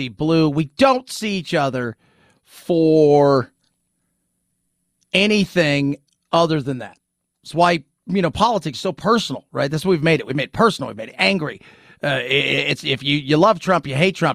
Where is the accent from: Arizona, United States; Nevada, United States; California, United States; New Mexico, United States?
California, United States; Long Beach; moved away as an adult; now in San Antonio, United States; in Long Beach, where I grew up